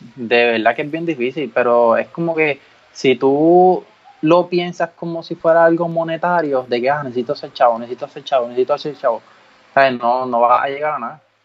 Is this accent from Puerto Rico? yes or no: yes; Ponce, Puerto Rico; yo soy de Ponce